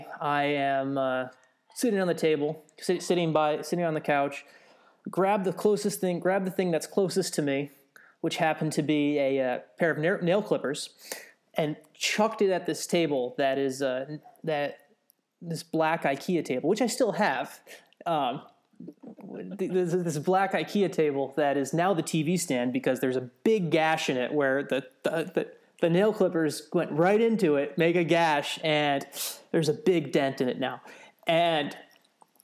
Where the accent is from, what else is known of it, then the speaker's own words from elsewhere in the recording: New Jersey, United States; I grew up in New Jersey